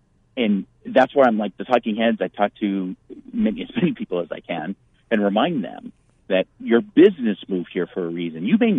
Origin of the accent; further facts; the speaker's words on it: East Valley, Arizona, United States; moved away as an adult; also born or lived in California / Baltimore, Maryland; I was born and raised in the East Valley, and I've lived in California. I've lived in Baltimore with the Navy, and I've lived in the East Coast and West Coast